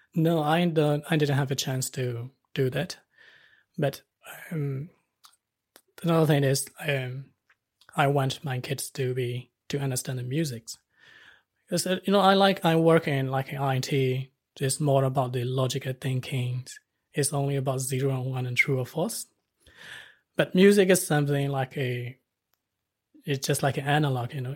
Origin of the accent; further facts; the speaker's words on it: Myanmar; moved away as an adult; now in Wellington, New Zealand; I was born in Myanmar, and our culture is like a, you know, like a, most of the Asian countries